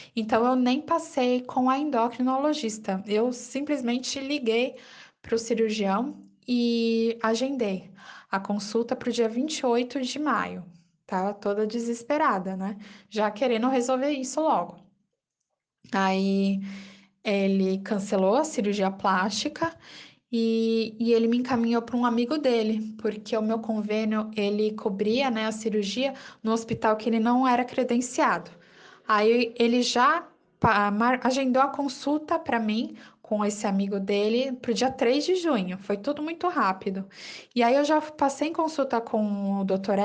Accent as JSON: {"language": "Portuguese", "region": "São Paulo", "country": "Brazil", "said": "sou da capital de São Paulo"}